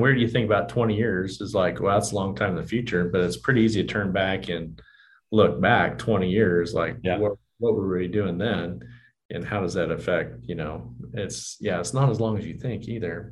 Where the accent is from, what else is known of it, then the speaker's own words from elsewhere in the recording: Johnson City, Kansas, United States; I grew up in Johnson and you know, our bank locations, you know, where Ulysses is kind of the middle size, you know, Johnson, Syracuse, you know, pretty small communities